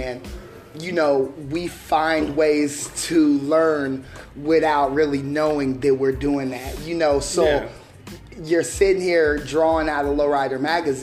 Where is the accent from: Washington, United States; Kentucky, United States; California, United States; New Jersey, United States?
California, United States; I grew up in California